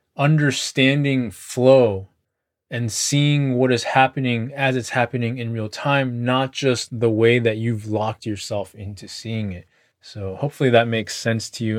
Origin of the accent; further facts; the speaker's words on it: United States; because I'm American